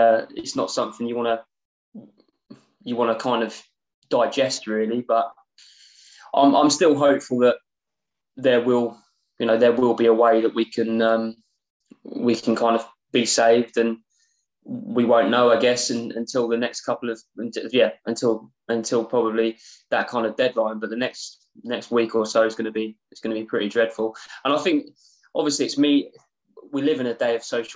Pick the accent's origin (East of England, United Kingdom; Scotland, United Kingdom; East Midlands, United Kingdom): East of England, United Kingdom; Cambridge; moved away; I'm from Cambridge originally.